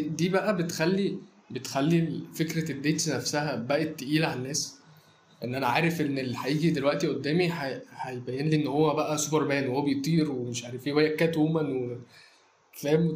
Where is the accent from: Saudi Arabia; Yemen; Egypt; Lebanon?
Egypt; عندنا في مصر